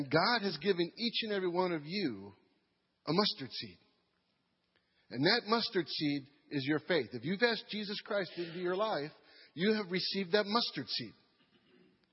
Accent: New York, United States; moved away as an adult; now in Madisonville, United States; I'm from New York

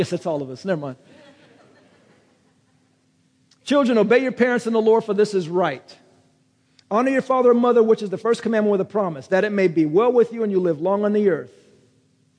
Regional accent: United States; I'm American

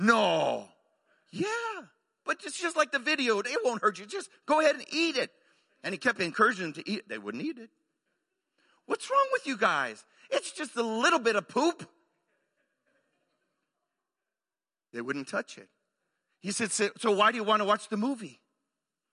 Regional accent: Arizona, United States; moved away as an adult; also born or lived in Waco, Texas / Mexico; now in Oklahoma, United States; I grew up in Arizona

